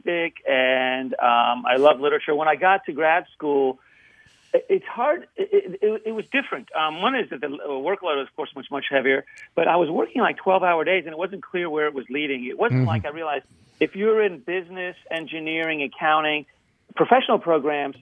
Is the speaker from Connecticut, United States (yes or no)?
no; Northern Virginia, United States; also born or lived in Poland / Peru; I was born in Poland. I grew up in Northern Virginia.